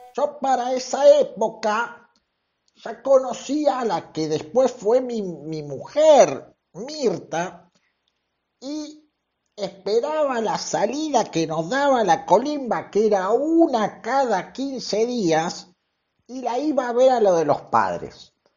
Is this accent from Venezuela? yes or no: yes; Venezuela; moved away as an adult; now in Buenos Aires, Argentina; soy de Venezuela, pero vivo hace cinco años en Buenos Aires y voto aquí